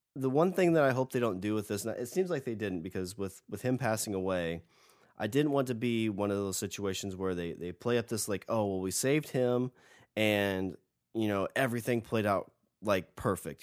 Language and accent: English; United States; I'm an American